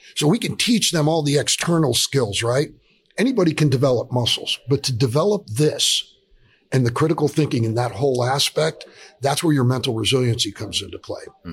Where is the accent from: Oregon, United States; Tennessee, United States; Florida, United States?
Florida, United States; South; We're both from South Florida.